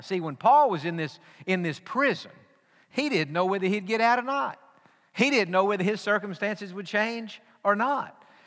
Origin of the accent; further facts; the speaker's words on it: East Texas, United States; growing up in East Texas, which in the 80s when we grew up there was the dairy capital